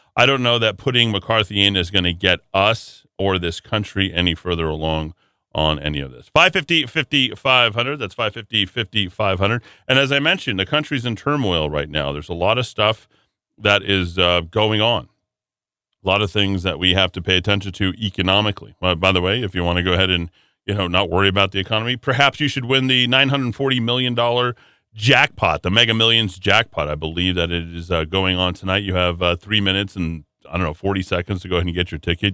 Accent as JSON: {"language": "English", "town": "Albuquerque", "region": "New Mexico", "country": "United States", "tie": "born or raised there", "said": "my hometown of Albuquerque, New Mexico"}